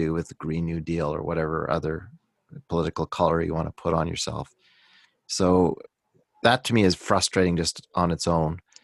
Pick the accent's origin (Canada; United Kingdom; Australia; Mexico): Canada; I'm excited about being Canadian